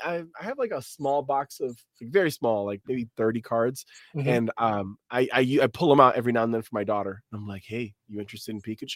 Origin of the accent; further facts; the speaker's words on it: New York, United States; So like, being a New Yorker, there's so much media that has New York as its centerpiece, right?